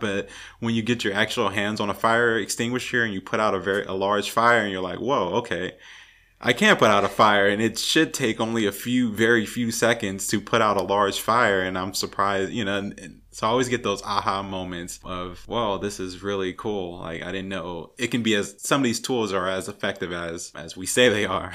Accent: California, United States; also born or lived in Louisiana; now in Portland, United States; I'm originally from California

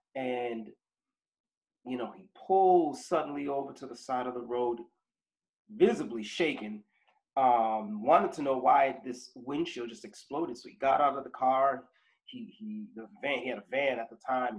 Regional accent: Boston, Massachusetts, United States; I was born here in Boston um, in the 70s

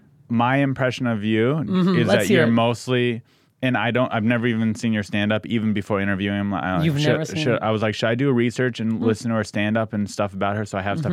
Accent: San Diego, California, United States; moved away as an adult; also born or lived in Santa Cruz; now in Los Angeles, United States; I'm from San Diego, went to college in Santa Cruz, Northern California.

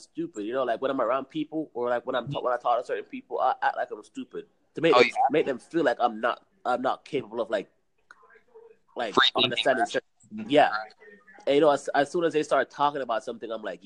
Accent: Jamaica; now in United States; I'm from Jamaica

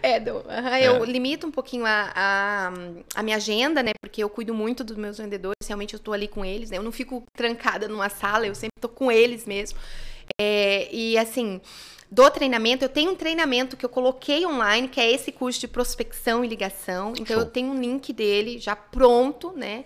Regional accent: Nova Cantu, Paraná, Brazil; moved away as an adult; now in Curitiba, Brazil; eu vim do norte do Paraná uhum. e eu sou da roça mesmo, né? Então eu trabalhei muitos anos na roça. Uhum. Eu vim aqui para Curitiba com 18 anos

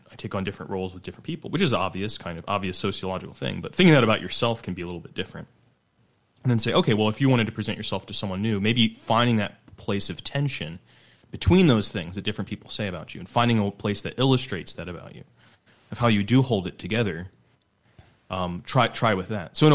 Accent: Utah, United States; I come from Utah

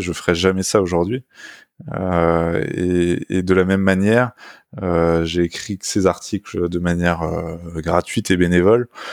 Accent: Orsay, Île-de-France, France; j'ai grandi à, à, Orsay, en Essonne, c'est au, sud de Paris

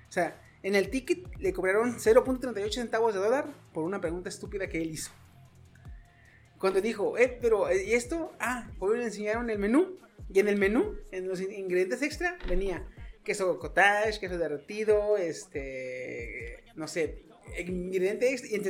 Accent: Mexico; Somos mexicanos, cabrón. Somos mexicanos. O sea.

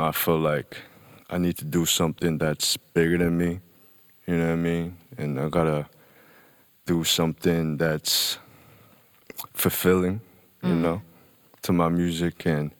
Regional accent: Hong Kong; also born or lived in United Kingdom / Shanghai; now in Los Angeles, United States; Yeah, I grew up in Hong Kong, you know what I mean? Most of my younger days, and then I moved to the UK. Was there for a while, and then I moved to Shanghai, and was there for a while. And now I'm in LA.

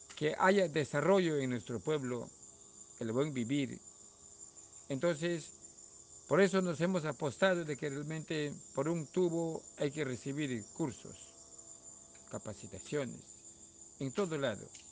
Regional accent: Peru; somos peruanos

